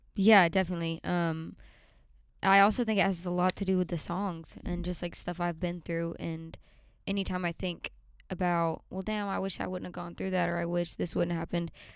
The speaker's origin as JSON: {"language": "English", "region": "Alabama", "country": "United States", "tie": "born or raised there", "also_born_or_lived": "Nashville, Tennessee", "said": "Yeah, I grew up um, in Alabama. I was born in Nashville, and I moved to Alabama at a young age"}